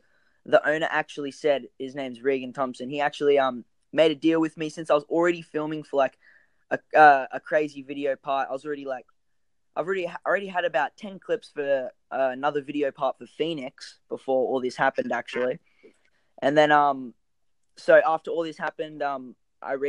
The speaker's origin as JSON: {"language": "English", "town": "Sydney", "region": "New South Wales", "country": "Australia", "tie": "born or raised there", "said": "I grew up in this little town called Manly"}